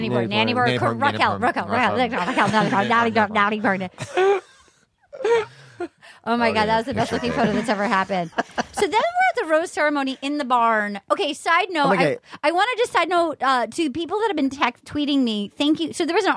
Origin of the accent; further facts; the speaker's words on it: Rhode Island, United States; I'm from Rhode Island.